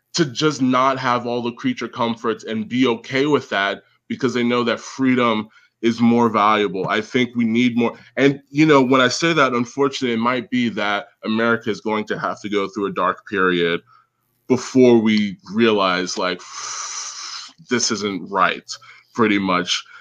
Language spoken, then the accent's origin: English; United States; especially as an American